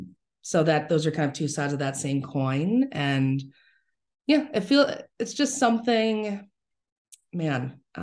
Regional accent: New York City, New York, United States; I grew up in the Bronx

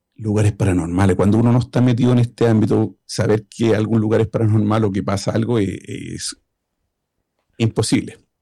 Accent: Chile; now in Sweden; Soy chileno, vivo en Suecia

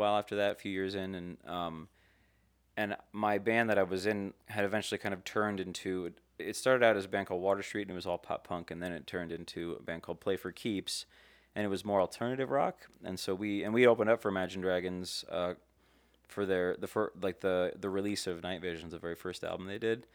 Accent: Las Vegas, Nevada, United States; also born or lived in California; I moved here when I was five, so I grew up here

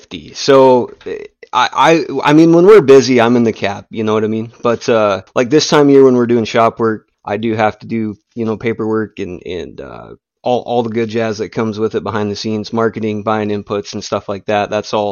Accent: West Central South Dakota, United States; accent: northern; I grew up in West Central South Dakota, which is about 4 hours from where I'm at now, more in the northeast part of the state.

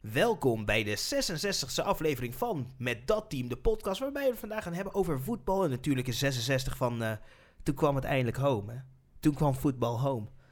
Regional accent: Netherlands; wij gewoon als Nederlanders

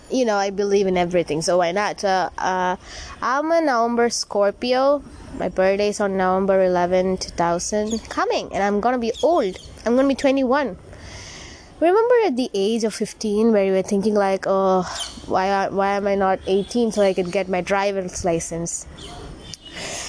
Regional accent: Kerala, India; also born or lived in Tamil Nadu; I was born in Tamil Nadu and brought up in Kerala

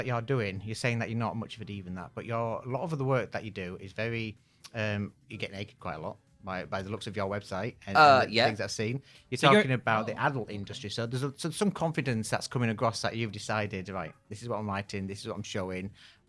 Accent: Yorkshire and the Humber, United Kingdom; now in London, United Kingdom; I'm from North Yorkshire.

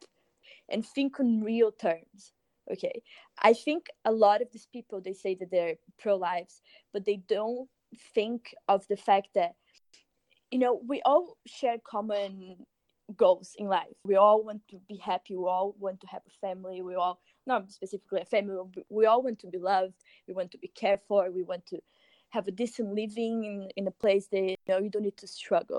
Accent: Brazil; moved away; I'm from Brazil

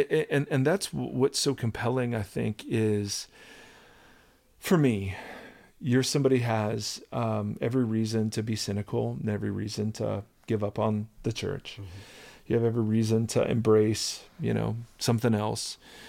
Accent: Ohio, United States; I grew up in Ohio.

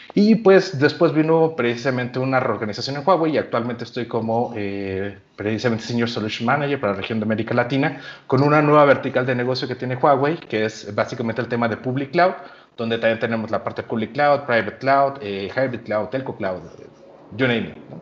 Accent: Yucatán, Mexico; yo soy yucateco

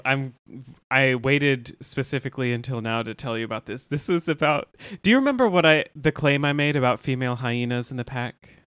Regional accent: the South, United States; we're from the South.

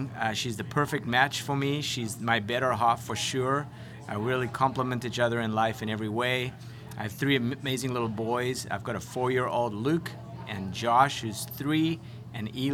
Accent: South Africa; moved away as an adult; also born or lived in Connecticut; now in United States; a South African young lad who didn't have any degree or experience

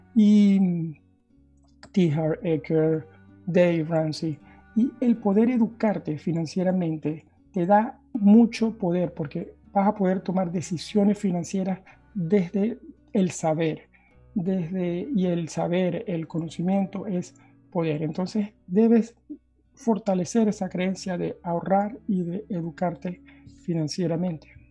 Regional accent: Venezuela; moved away as an adult; now in Norway; soy originalmente de Venezuela

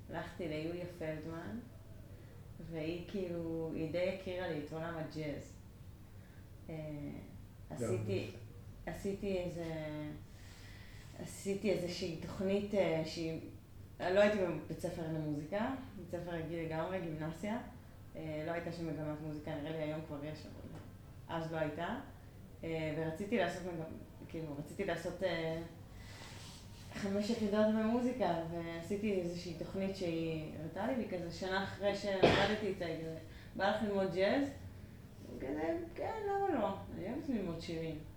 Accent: Jerusalem, Jerusalem District, Israel; גדלתי בכמה מקומות. כאילו, אזור קטמון, באקה, מושבה, אה, ארנונה.

